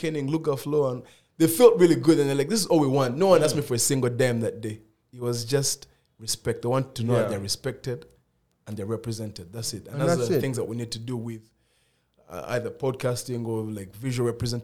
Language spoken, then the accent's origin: English; Kampala, Central Region, Uganda; moved away; also born or lived in United Kingdom; I grew up in, before I went to the UK, I grew up in Kampala.